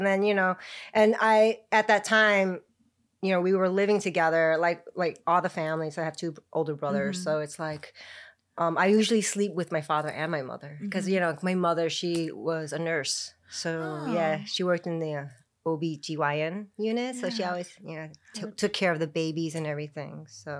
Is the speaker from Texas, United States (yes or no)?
no; Chicago, Illinois, United States; now in Thailand; I was born in Chicago.